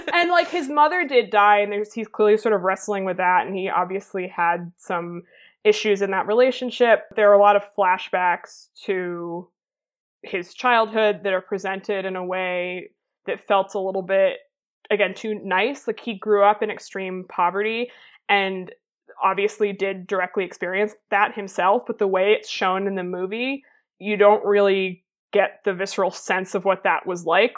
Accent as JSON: {"language": "English", "country": "United States", "said": "as an American"}